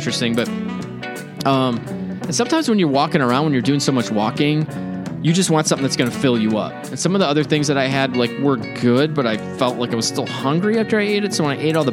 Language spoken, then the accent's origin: English; Chicago, Illinois, United States; I'm from Chicago